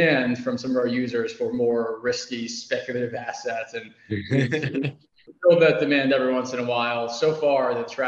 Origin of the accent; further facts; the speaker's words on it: New York City, New York, United States; I grew up in New York City, big Yankees fan